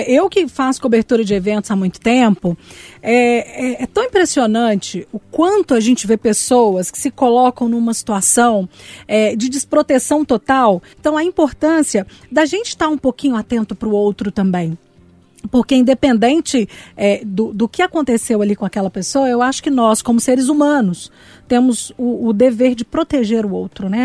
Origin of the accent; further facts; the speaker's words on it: Brazil; eu sou brasileiro com muito orgulho, com muito amor